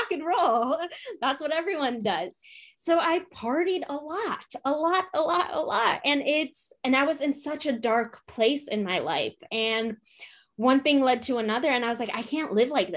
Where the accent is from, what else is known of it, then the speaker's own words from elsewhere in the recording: United States; also born or lived in Poland; We immigrated from Poland. I was 20 months old, so a year and a half when we immigrated. And my parents were 18, 19 years old, coming to America